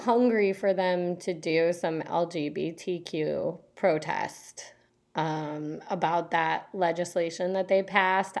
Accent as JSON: {"language": "English", "area": "Au Sable River", "region": "Michigan", "country": "United States", "tie": "born or raised there", "said": "I grew up canoeing on the Osaba River in Michigan"}